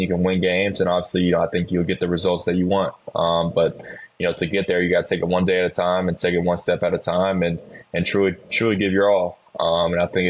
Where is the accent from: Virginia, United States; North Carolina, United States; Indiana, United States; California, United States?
North Carolina, United States; Charlotte; I grew up in Charlotte, North Carolina